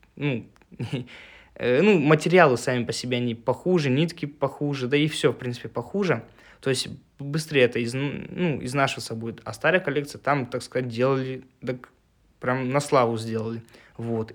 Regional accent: Russia; мой родной город Волга

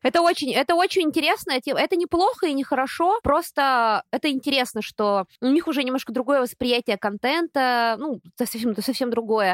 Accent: Russia; откуда я за границей, я говорю, из России

